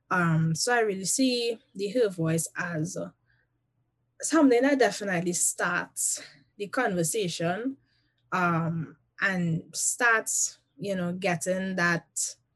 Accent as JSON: {"language": "English", "country": "Trinidad & Tobago", "lives_now": "United States", "said": "they know first and foremost that I am a Trinidadian and a Trinidadian at heart."}